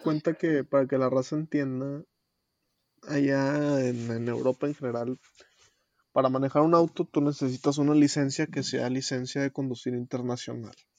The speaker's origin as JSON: {"language": "Spanish", "country": "Mexico", "moved": "as an adult", "lives_now": "Spain", "said": "como joven y como mexicano"}